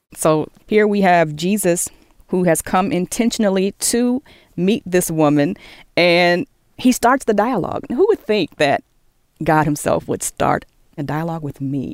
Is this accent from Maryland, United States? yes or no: yes; Maryland, United States; I grew up in Maryland and I went to Catholic schools